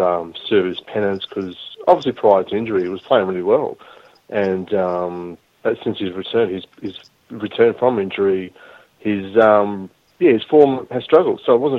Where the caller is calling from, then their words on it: Adelaide, South Australia, Australia; from Adelaide